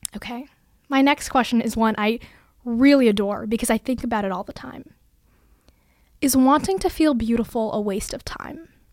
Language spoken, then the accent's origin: English; Bay Area, California, United States; moved away as an adult; now in Massachusetts, United States; I was born and brought up in California, the Bay Area to be exact